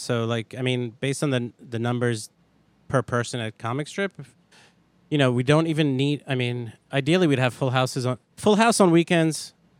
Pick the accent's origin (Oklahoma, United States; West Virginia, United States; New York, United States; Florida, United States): New York, United States; Brooklyn; born or raised there